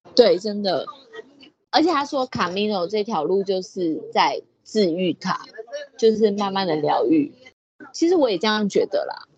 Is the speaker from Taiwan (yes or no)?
yes; Taiwan; I'm proudly from Taiwan。我很骄傲的，我是来自台湾的